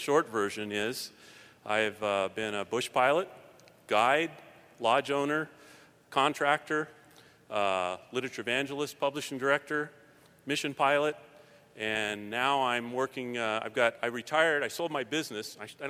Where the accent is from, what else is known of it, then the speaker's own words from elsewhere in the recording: Palmer, Alaska, United States; I'm from Palmer, Alaska.